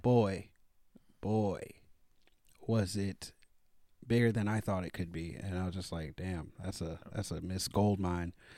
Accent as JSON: {"language": "English", "town": "Daytona Beach", "region": "Florida", "country": "United States", "moved": "yes", "said": "I'm originally from Daytona Beach, Florida"}